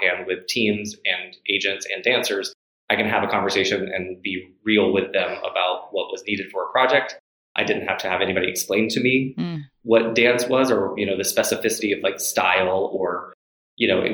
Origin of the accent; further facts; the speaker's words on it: Montgomery, Alabama, United States; also born or lived in Astoria, New York; now in New York City, United States; I'm originally from Montgomery, Alabama